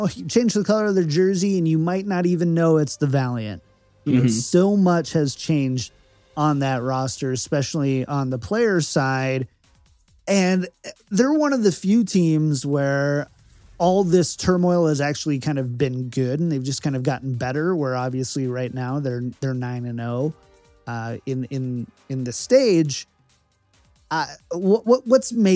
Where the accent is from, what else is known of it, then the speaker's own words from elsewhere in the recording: Minnesota, United States; I'm from Minnesota